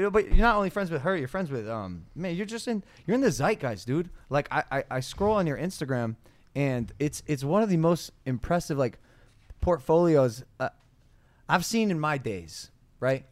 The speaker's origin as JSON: {"language": "English", "region": "Ohio", "country": "United States", "said": "I'm from Ohio"}